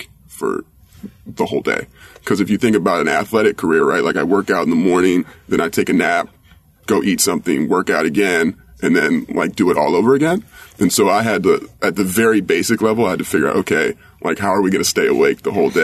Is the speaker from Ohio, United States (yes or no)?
no; Washington, District of Columbia, United States; moved away as an adult; also born or lived in Copenhagen, Denmark / Plymouth, England / Santiago, Chile / Corrientes, Argentina; I grew up in Washington, D.C.